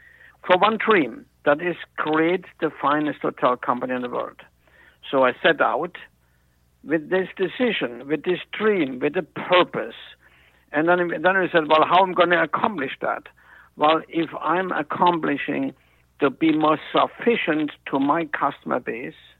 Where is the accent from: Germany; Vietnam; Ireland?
Germany; moved away; At the time in Germany, and I was 14